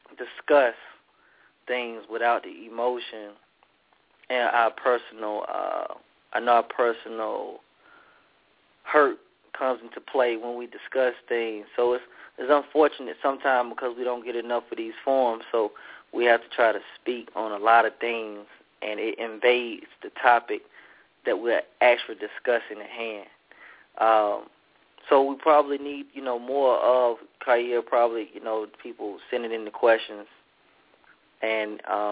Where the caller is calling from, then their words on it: Atlanta, Georgia, United States; Calling from Atlanta.